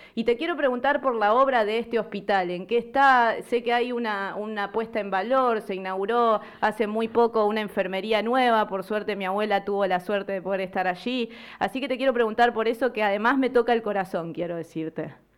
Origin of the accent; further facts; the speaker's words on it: San Jerónimo Norte, Santa Fe, Argentina; also born or lived in San Carlos Centro; yo nací en San Carlos Centro, eh, soy de San Jerónimo Norte, viví en San Jerónimo Norte